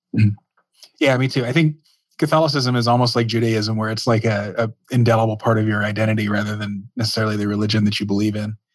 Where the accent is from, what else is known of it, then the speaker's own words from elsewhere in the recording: Dallas, Texas, United States; I grew up in Dallas